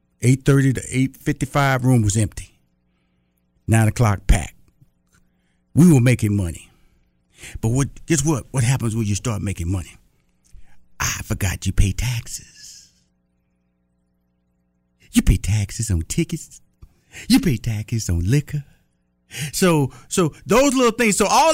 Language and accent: English; Texas, United States; You know, I'm from Texas, so they say you can start a business with a handshake.